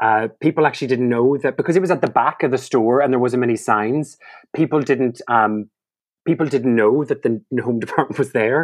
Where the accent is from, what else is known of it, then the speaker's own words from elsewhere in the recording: Donegal, Ulster, Ireland; now in London, United Kingdom; comedy writer from Donegal in Ireland, but now residing in lovely London town.